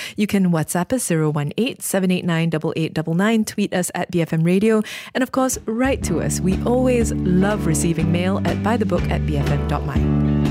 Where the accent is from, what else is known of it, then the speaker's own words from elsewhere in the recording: Malaysia; as a Malaysian